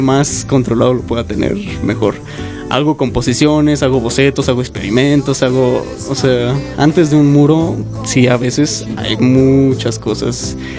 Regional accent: Mexico; como mexicanos y como artistas

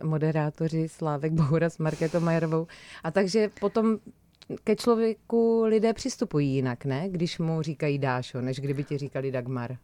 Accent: Brno, South Moravian Region, Czechia; jsem z Brna

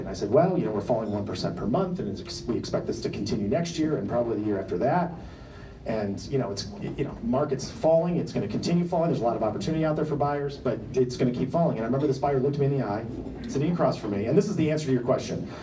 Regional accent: Detroit, Michigan, United States; moved away; I'm from Detroit. I mean, I've lived here 25 years

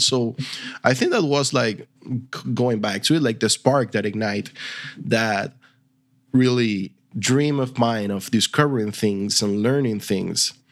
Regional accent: Venezuela; English is a second language; now in Argentina; I'm from Venezuela. Originally, I live now in, in Argentina, where we speak Spanish as well

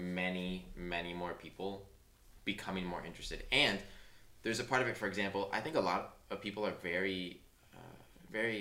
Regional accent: Detroit, Michigan, United States; now in Los Angeles, United States; I'm from Detroit

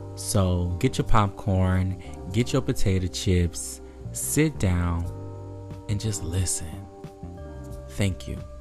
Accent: New Haven, Connecticut, United States; I grew up in New Haven

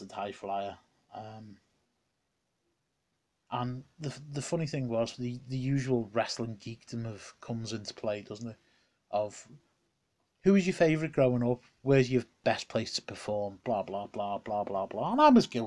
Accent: Liverpool, North West England, United Kingdom; coming to the Liverpool Olympia, my hometown.

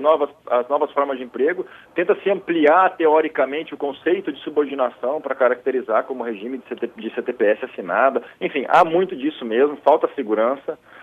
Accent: South Region, Brazil; como um bom sulista

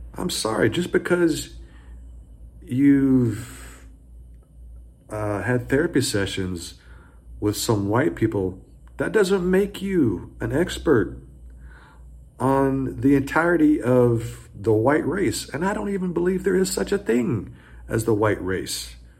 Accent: the South, United States; I grew up in the South.

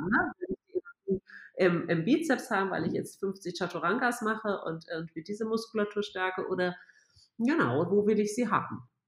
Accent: Hamburg, Germany; now in Munich, Germany; ich bin Hamburger, ja.

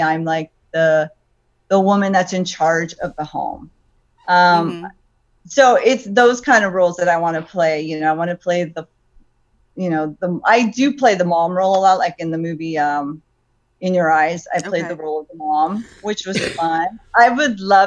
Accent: Los Angeles, California, United States; now in Ventura County, United States; I originally am from Los Angeles. I was born in Los Angeles. But I live in Ventura County.

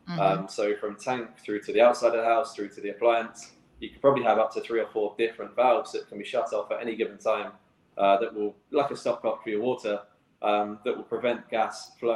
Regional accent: England, United Kingdom; now in Cayman Islands; Growing up in England

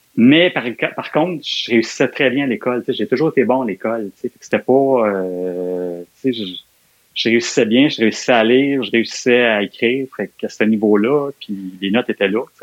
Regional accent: Montreal, Quebec, Canada; je suis né à Montréal. J'ai grandi les premières années de ma vie, ça a été, je suis né à Montréal-Nord en Fait que j'étais un gars de Montréal-Nord, là, euh, jusqu'à aller, jusqu'à mes 15 ans, 14-15 ans, là, j'ai habité Montréal-Nord.

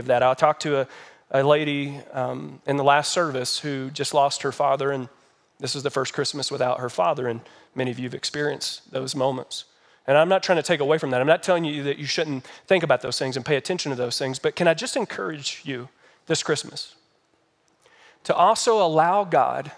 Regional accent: Kentucky, United States; now in Colorado Springs, United States; I'm from Kentucky.

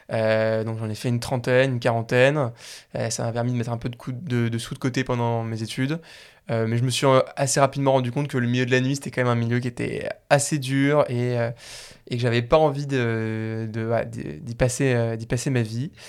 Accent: Paris, Île-de-France, France; moved away as an adult; also born or lived in Suresnes / Lausanne; j'ai grandi à Paris, ensuite je suis parti à Lausanne

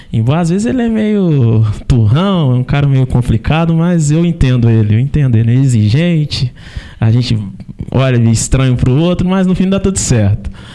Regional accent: Carangola, Minas Gerais, Brazil; eu sou de Carangola

